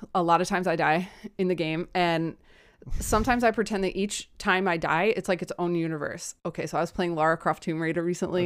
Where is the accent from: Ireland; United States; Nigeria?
United States; I'm American